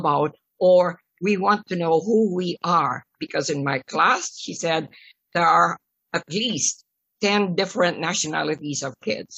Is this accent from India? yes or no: no; Philippines; now in Canada; it doesn't mean to say that I'm not proud of being a Filipino